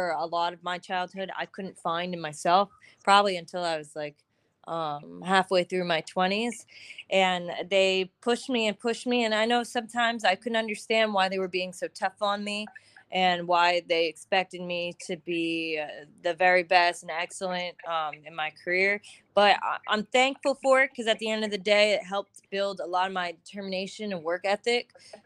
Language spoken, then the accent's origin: English; Derry, New Hampshire, United States; also born or lived in Westchester County, New York; So I was born in New York, Westchester County, like right outside the city, right next to the house. And around 10 years old, I moved up to Derry, New Hampshire.